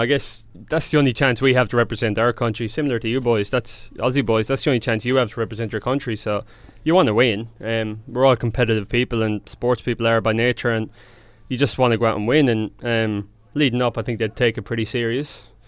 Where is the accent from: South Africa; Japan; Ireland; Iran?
Ireland; Templemore, Munster; now in Sydney, Australia; grew up in a small, um, small little area outside a town called Temple Moor.